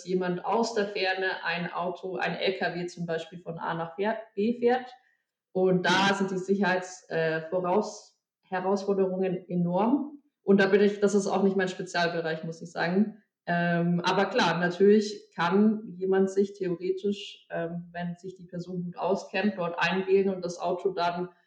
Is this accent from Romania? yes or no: no; Munich, Bavaria, Germany; moved away as an adult; now in Berlin, Germany; ich bin eigentlich Münchnerin, äh, born and raised quasi.